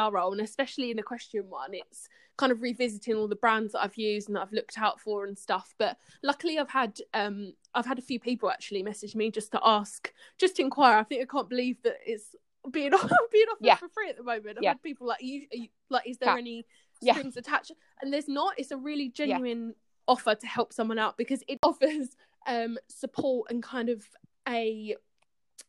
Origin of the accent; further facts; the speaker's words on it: Brentwood, East of England, United Kingdom; I'm from Essex in the Brentwood area